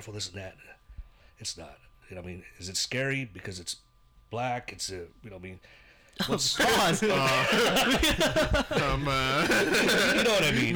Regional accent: the Bay Area, California, United States; moved away as an adult; now in Visalia, United States; growing up in the Bay

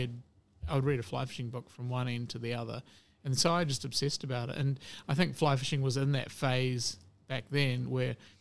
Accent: Hamilton, Waikato, New Zealand; also born or lived in United Kingdom; I grew up in Hamilton

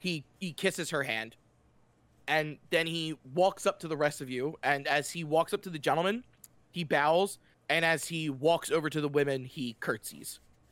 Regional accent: Whitechapel, London, United Kingdom; I'm from Whitechapel.

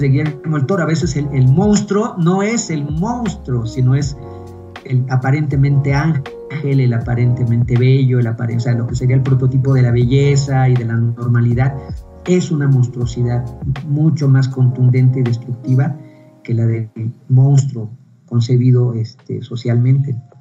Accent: Mexico; also born or lived in Taxco, Guerrero (grandfather's town)

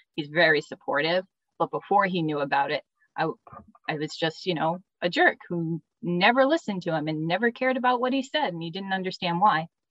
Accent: New England, United States; I grew up in New England with two sisters and a brother

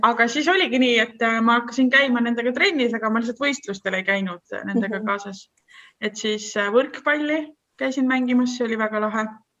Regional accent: Estonia; also born or lived in Netherlands; see … sealt Eestist

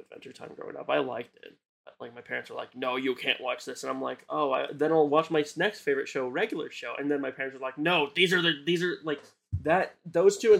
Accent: the South, United States; now in Arkansas, United States; I'm from the South

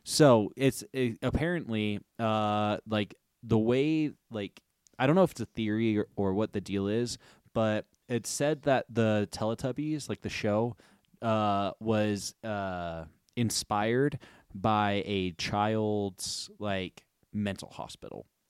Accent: United States

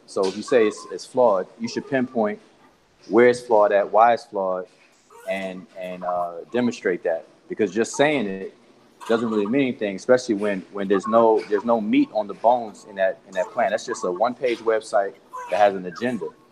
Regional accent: Washington, District of Columbia, United States; I'm from Washington D.C., and DC has definitely had a complete facelift from the time that I grew up in in, uh, in DC till now

